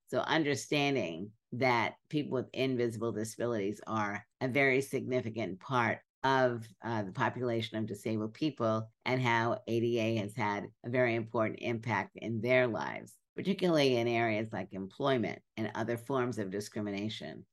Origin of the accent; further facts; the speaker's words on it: New York City, New York, United States; growing up in Brooklyn